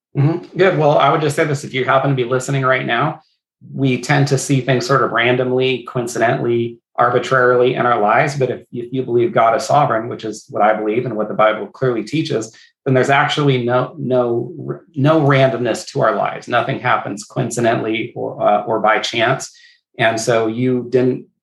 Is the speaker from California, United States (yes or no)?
yes; Northern California, United States; moved away as an adult; now in Southwest Washington, United States; My wife and I grew up in Northern California together, came to Washington for the uh, pastor position